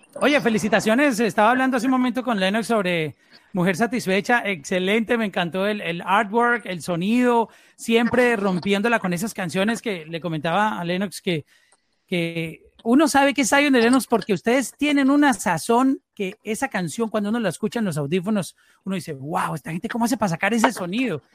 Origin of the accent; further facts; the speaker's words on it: Colombia; somos en Colombia, porque soy colombiano